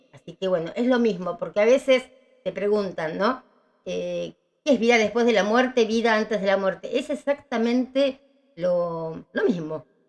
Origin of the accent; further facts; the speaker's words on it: Villa Ballester, Buenos Aires Province, Argentina; me tuvieron en Ballester, Cuba 136